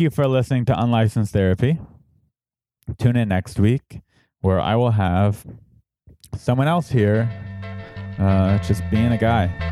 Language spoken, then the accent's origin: English; San Diego, California, United States; moved away; San Diego, my hometown.